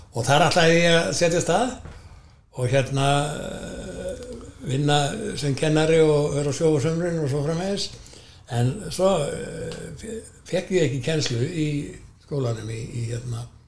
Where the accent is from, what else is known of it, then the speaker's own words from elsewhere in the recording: Garðabær, Capital Region, Iceland; moved away as an adult; also born or lived in Hafnarfjörður / Akureyri; Ég er sko fættur á Vífjústöðum og er þar með eh, búsættu eða þannig að lögheimili alveg þángt til ég